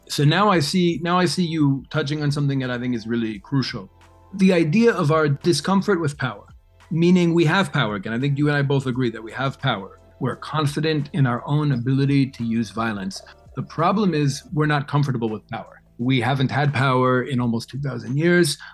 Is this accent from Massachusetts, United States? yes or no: no; New York City, New York, United States; growing up in New York City